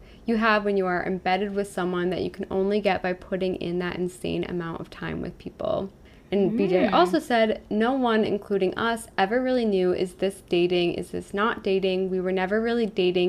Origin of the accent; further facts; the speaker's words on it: Massachusetts, United States; We're also from Massachusetts